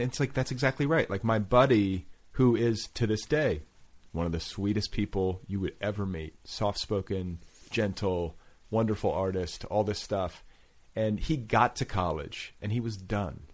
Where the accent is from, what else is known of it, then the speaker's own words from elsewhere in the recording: Indiana, United States; I was raised in Indiana